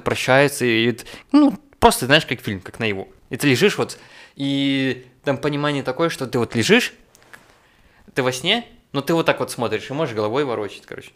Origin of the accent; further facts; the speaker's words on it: Rogachev, Gomel Region, Belarus; у себя на родине, в Роге, в Рогачеве